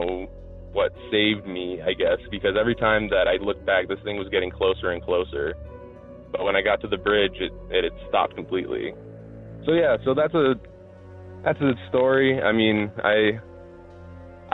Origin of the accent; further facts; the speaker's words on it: Albuquerque, New Mexico, United States; moved away; I'm from Albuquerque